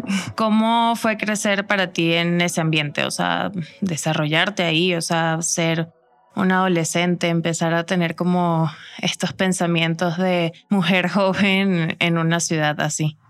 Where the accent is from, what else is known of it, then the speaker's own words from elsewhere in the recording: Venezuela; el entorno en el que crecimos como sociedad venezolana